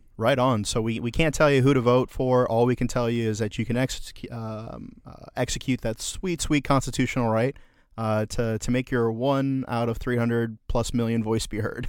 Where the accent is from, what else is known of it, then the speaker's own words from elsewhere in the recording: United States; we love as Americans